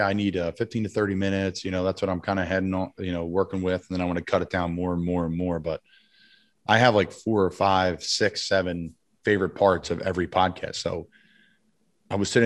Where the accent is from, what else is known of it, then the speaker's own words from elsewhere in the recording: Doylestown, Pennsylvania, United States; located in Doylestown, Bucks County, Pennsylvania, right outside of my hometown, right in my hometown